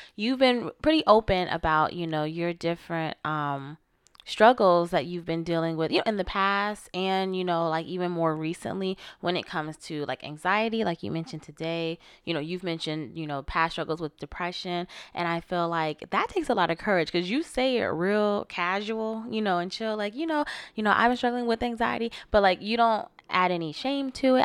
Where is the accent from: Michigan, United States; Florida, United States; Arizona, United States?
Florida, United States; I'm from Florida.